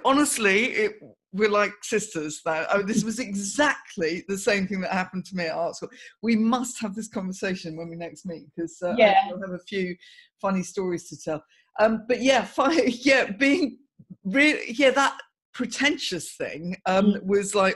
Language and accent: English; Surrey, South East England, United Kingdom; I grew up in Surrey, as did you